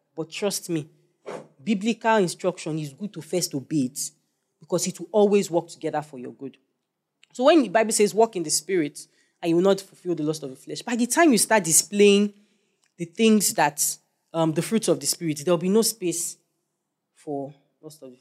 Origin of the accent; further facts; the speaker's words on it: Nigeria; I'm a Nigerian